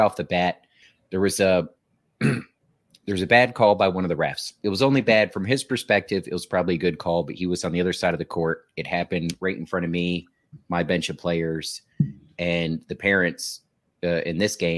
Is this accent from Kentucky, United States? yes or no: no; Newport News, Virginia, United States; I'm from Newport News